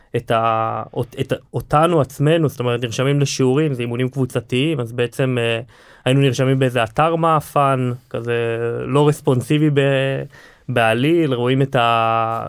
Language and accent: Hebrew; Hod HaSharon, Central District, Israel; אנחנו חברי ילדות מהוד השרון